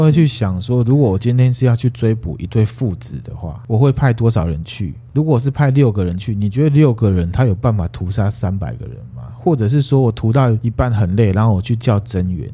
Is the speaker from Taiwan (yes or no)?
yes; Taiwan; 不过还好我台语很溜